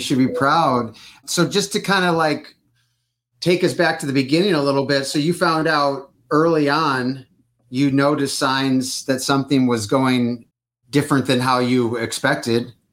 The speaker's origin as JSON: {"language": "English", "town": "Detroit", "region": "Michigan", "country": "United States", "moved": "yes", "lives_now": "California, United States", "said": "I am originally from Detroit, but I'm in California for 20 something years"}